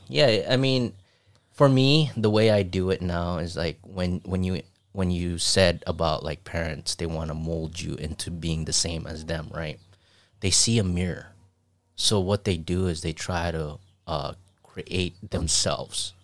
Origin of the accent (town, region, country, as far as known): Saipan, Northern Mariana Islands; moved away